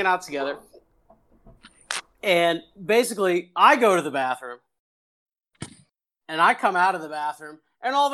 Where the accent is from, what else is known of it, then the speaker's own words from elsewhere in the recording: Pittsburgh, Pennsylvania, United States; I'm from Pittsburgh